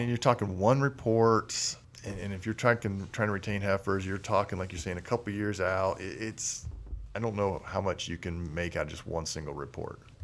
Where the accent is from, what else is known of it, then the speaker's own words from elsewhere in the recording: Illinois, United States; moved away; growing up in Illinois